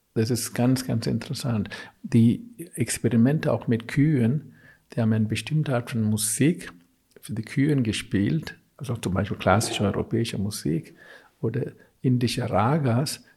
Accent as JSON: {"language": "German", "region": "South India", "country": "India", "also_born_or_lived": "Augsburg", "second_language": "German", "moved": "yes", "lives_now": "Germany", "said": "ich komme aus Südindien"}